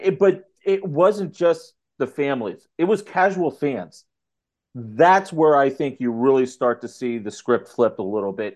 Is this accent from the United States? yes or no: yes; Ohio, United States; moved away as an adult; now in St. Louis area, United States; my hometown in Ohio